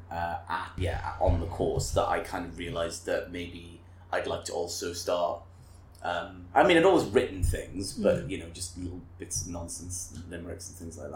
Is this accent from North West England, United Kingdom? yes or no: no; Bridgend, Wales, United Kingdom; I did grow up in Wales. So I was born in Bridgend and have lived there for a large majority of my life